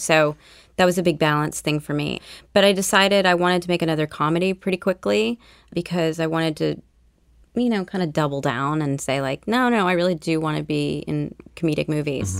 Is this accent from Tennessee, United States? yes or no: yes; Nashville, Tennessee, United States; also born or lived in New Orleans, Louisiana / Wiesbaden, Germany; around nineteen eighty-one, we moved back to Nashville, Tennessee, where my grandparents lived, and that's where I grew up